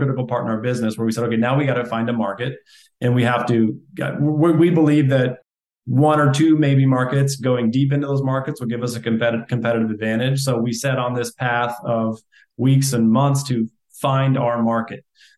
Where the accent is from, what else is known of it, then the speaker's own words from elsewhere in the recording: Iowa, United States; Iowa originally. Yeah. I like Des Moines, Iowa. I went to college 30 minutes north of Des Moines. Still have family there.